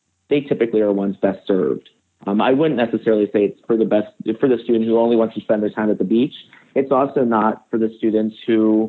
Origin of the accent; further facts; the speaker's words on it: Northeast, United States; I grew up in the Northeast and I went 100 miles away.